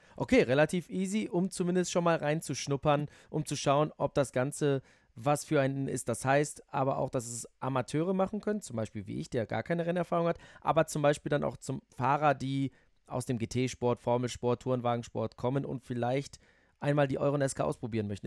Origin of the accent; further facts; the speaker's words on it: Netherlands; now in Germany; Weil ich bin in den Niederlanden auf Ovalen aufgewachsen